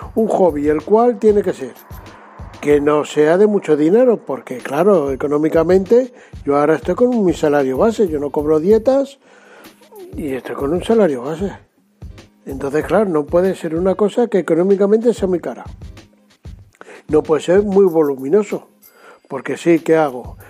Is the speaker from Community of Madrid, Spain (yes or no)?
yes; Madrid, Community of Madrid, Spain; yo soy de Madrid